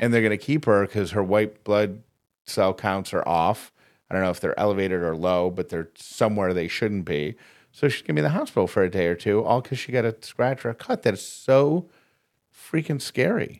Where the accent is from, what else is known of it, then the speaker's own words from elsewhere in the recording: Syracuse, New York, United States; moved away; that's my hometown where I'm from